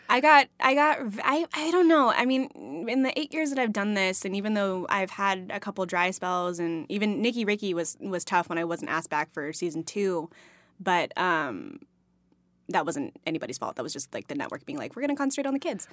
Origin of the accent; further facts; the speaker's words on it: Texas, United States; moved away; I'm from Texas, so I grew up on Tex-Mex